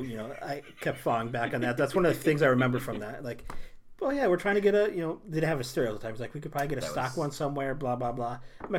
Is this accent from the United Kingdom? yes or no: yes; United Kingdom; I'm British, so I can handle tea.